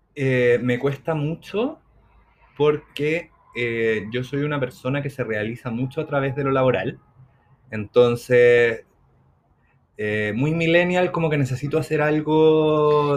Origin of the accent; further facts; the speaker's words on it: Chile; nosotros como buenos chilenos nos sentábamos afuera porque fumábamos.